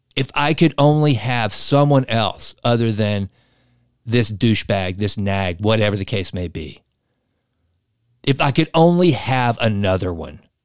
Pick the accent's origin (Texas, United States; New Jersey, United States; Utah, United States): Texas, United States; East; I'm from East Texas. We know oil.